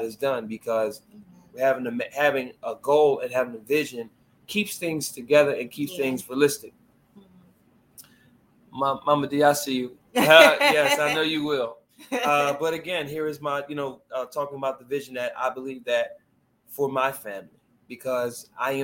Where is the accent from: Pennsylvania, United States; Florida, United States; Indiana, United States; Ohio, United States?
Pennsylvania, United States; Philadelphia; I grew up in Southwest Philadelphia my entire life